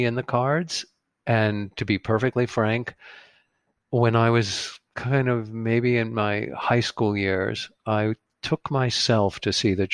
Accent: Great Neck, New York, United States; I went to schools in Great Neck straight through high school

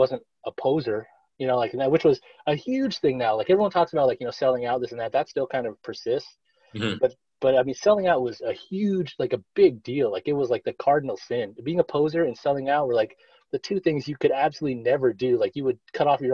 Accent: Los Angeles, California, United States; I grew up poor in East

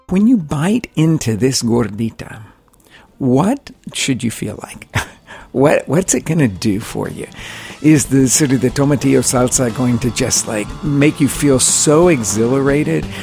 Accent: Oklahoma, United States; I grew up in Oklahoma, which is all about sports

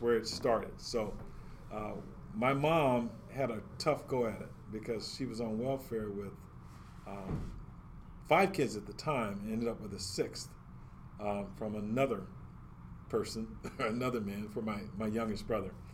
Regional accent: California, United States; also born or lived in Chicago, Illinois; I was born in Chicago, Illinois, I, I don't know anything about Chicago because we came to California right away

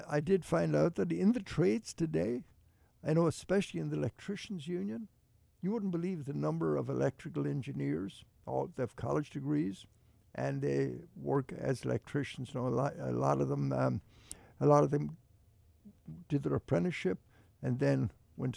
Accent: Ballinagh, County Mayo, Connacht, Ireland; now in Cleveland, United States; to County Mayo, to Ballinagh, my hometown

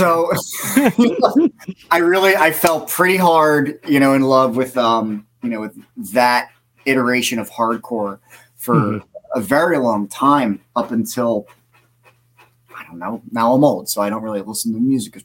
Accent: Bucks County, Pennsylvania, United States; also born or lived in Philadelphia, Pennsylvania; now in Lansdale, United States; Me and my parents moved to Bucks County, in, 90. And then I lived there for most of my life.

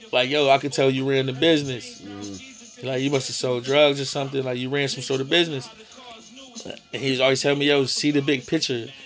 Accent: United States; I'm American. I'm from Hampton Street.

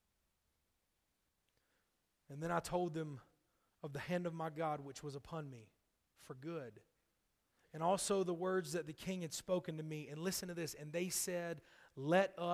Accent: North Carolina, United States; from right around my hometown in North Carolina

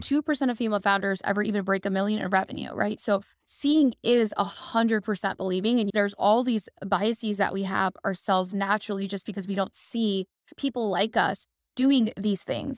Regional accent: Dallas, Texas, United States; also born or lived in Chicago; I was born in Chicago, then we moved to Dallas where my brother was born, and we kind of grew up in this, um, entrepreneurial household

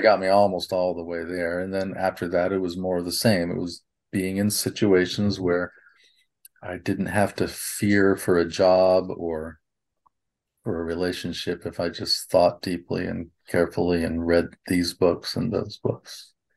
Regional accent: Nebraska, United States; I grew up in Nebraska

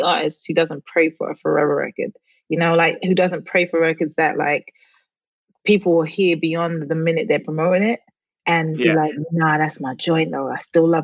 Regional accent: London, United Kingdom; moved away; I grew up in London, like West London, like in the middle, like 10 minutes from Central, like London

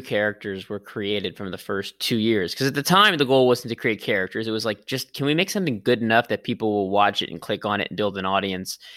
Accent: Los Angeles, California, United States; I'm from Los Angeles

